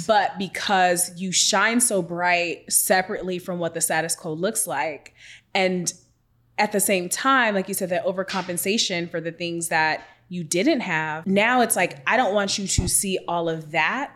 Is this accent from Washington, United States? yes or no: yes; Seattle, Washington, United States; I'm from Washington State, come from Seattle